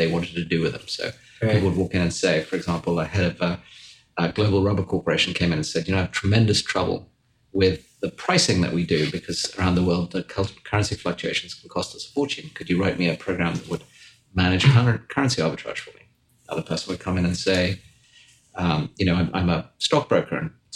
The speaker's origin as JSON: {"language": "English", "area": "Wiltshire", "region": "South West England", "country": "United Kingdom", "tie": "born or raised there", "also_born_or_lived": "London", "moved": "as an adult", "lives_now": "United States", "said": "So I grew up in England in a place called Wiltshire, which was dark and dingy and rainy."}